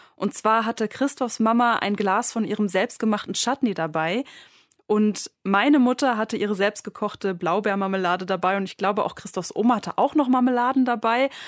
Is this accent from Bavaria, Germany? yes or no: no; Münster, North Rhine-Westphalia, Germany; moved away as an adult; now in Leipzig, Germany; also ich komme ursprünglich aus Münster und äh, bin zum Studieren nach Leipzig gegangen